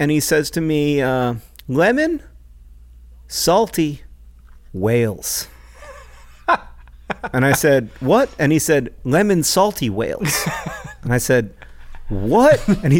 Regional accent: the American South, United States; Admittedly, I am from the American South. I say y'all very comfortably. It doesn't sound weird to me. It never has.

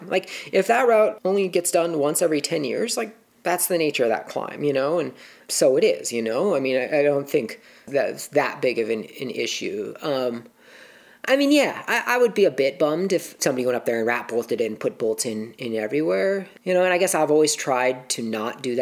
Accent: Tacoma, Washington, United States; I grew up in Tacoma.

